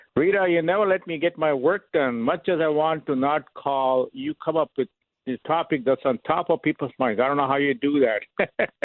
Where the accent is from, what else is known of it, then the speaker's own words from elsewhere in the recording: India; moved away as an adult; now in United States; I'm from India